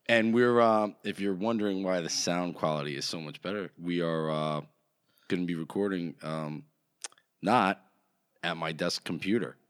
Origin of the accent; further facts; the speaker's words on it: New Jersey, United States; we're from Jersey